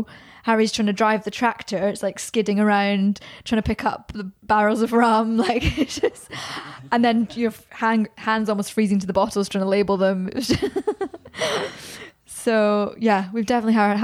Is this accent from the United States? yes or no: no; Scotland, United Kingdom; now in Birmingham, United Kingdom; back to my hometown